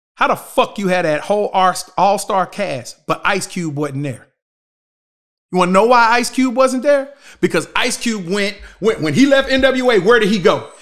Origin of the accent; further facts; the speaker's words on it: United States; We live in a country